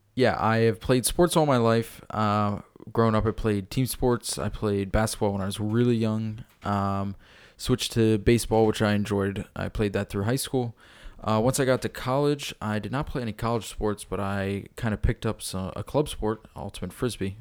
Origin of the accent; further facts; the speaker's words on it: York, Pennsylvania, United States; I grew up in York, uh, currently live in York and work in York